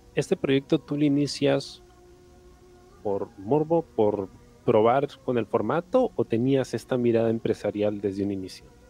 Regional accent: Peru; nosotros como peruanos

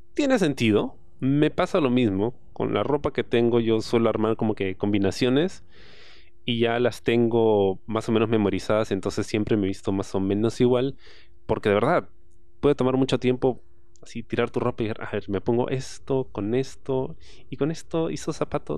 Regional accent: San Martín, Lima, Peru; yo vengo del barrio, yo vengo de San Martín.

